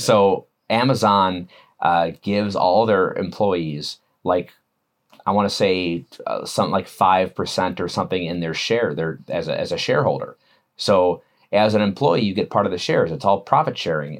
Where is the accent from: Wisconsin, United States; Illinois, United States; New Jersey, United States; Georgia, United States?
Wisconsin, United States; I'm from Wisconsin